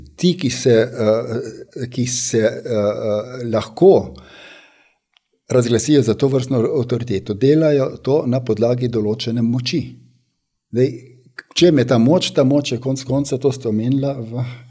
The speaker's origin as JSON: {"language": "Slovenian", "country": "Slovenia", "said": "smo Slovenci"}